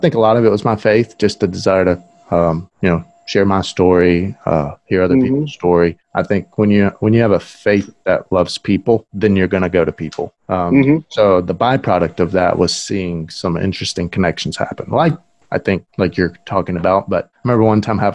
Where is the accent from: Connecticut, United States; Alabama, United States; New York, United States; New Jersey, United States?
Alabama, United States; Moundville; also born or lived in Tuscaloosa, Alabama; I'm actually from Moundville